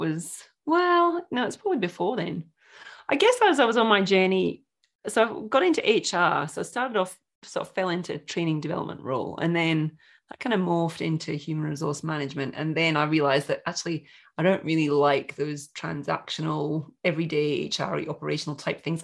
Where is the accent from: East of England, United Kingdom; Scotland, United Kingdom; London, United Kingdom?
Scotland, United Kingdom; moved away as an adult; also born or lived in Broken Hill, Australia; now in Australia; I'm born and bred in Scotland, went to uni in Scotland and moved to Broken Hill in 1995